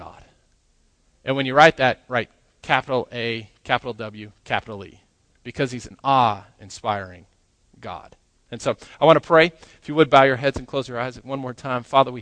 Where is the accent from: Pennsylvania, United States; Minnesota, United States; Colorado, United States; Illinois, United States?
Colorado, United States; Grand Junction; moved away as an adult; also born or lived in New Mexico; now in Lubbock, United States; I grew up in Grand Junction, Colorado